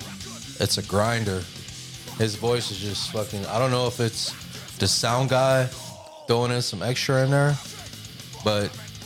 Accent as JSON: {"language": "English", "region": "Texas", "country": "United States", "said": "I mean, we're Texas boys. I mean, we're Texas. We're from Texas, man."}